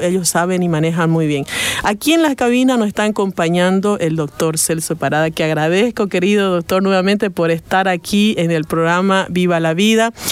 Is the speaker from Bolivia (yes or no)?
yes; Bolivia; como bolivianos